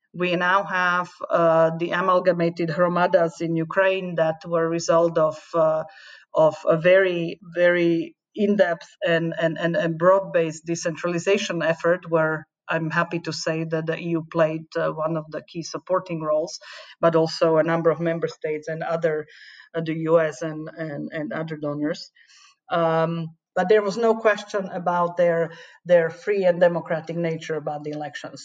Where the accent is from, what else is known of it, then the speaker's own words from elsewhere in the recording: Slovakia; I remember it from my own country that joined the European uh, Union in 2004. I'm from Slovakia